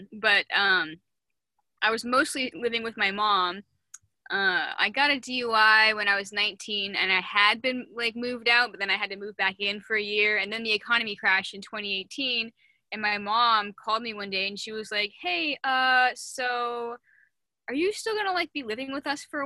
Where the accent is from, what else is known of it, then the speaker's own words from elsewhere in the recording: Seattle, Washington, United States; I grew up in Seattle like my whole life